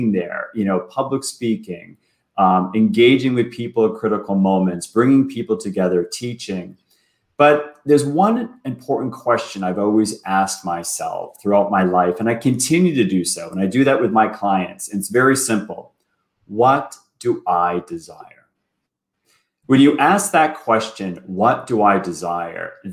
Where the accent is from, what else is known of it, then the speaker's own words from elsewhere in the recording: Boston, Massachusetts, United States; moved away as an adult; also born or lived in New York City; now in Toronto, Canada; I was born and raised in Boston.